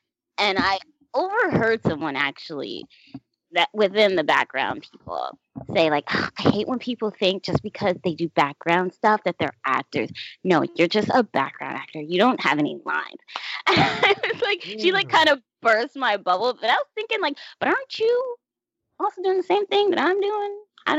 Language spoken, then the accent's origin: English; Florida, United States; now in New York City, United States; So I moved from Florida to New York City. No problem, because my grandma lives here.